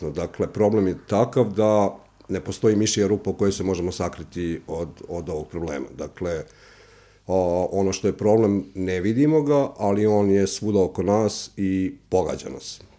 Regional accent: Kosjerić, Zlatibor District, Serbia; dolazim iz jednog manjeg mesta, dakle Kosjerić

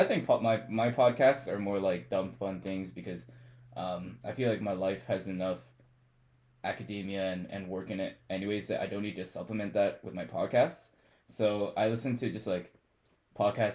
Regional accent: Calgary, Alberta, Canada; moved away as an adult; now in London, Canada; And I'm from Calgary, Alberta

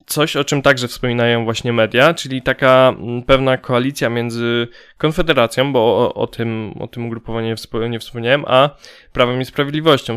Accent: Poland

